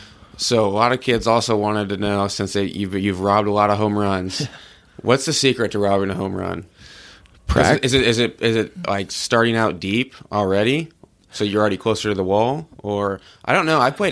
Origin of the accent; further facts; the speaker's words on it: Cincinnati, Ohio, United States; even though we're both from Cincinnati.